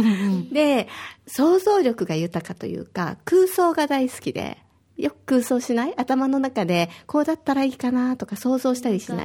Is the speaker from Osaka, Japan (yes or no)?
yes; Osaka, Japan; now in Okinawa, Japan; 私は大阪出身